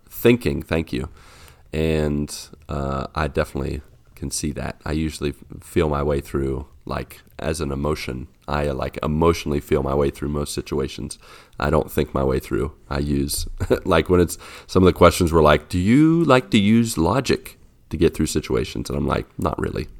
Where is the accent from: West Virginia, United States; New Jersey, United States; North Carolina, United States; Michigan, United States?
West Virginia, United States; I was born in West Virginia.